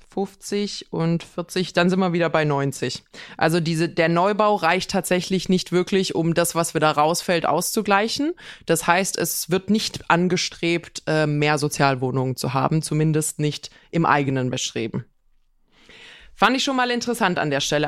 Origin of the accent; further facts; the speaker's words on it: Swabia, Germany; bei uns in Schwaben sagt man, bruddeln, maulen, meckern